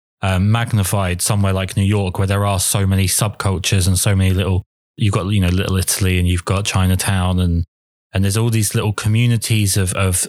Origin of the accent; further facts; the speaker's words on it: England, United Kingdom; myself being English